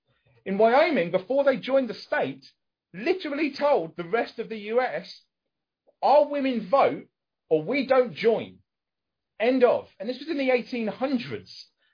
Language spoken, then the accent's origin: English; United Kingdom; it's another British person